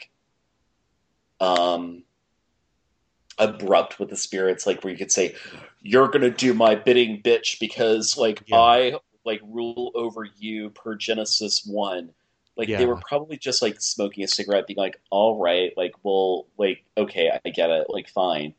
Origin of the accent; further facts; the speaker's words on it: New York, United States; I'm New Yorker. I'm not LA.